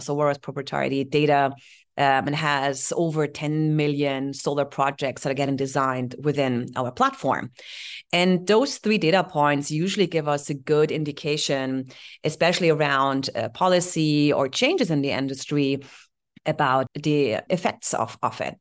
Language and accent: English; Heidelberg, Baden-Württemberg, Germany; English is a second language; moved away; So born, uh, in Heidelberg